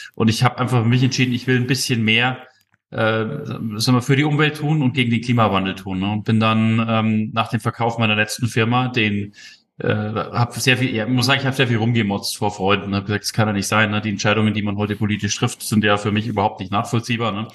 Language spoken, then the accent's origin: German; Munich, Bavaria, Germany; bin ja aus München